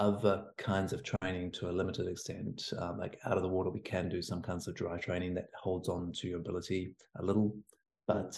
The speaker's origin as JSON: {"language": "English", "region": "Hawke's Bay", "country": "New Zealand", "moved": "yes", "said": "I'm from Hawke's Bay, down on Hawke's Bay."}